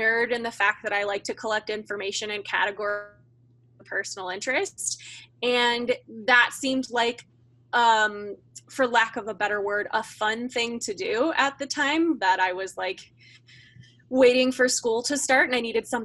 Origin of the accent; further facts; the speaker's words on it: Kansas, United States; I am from Kansas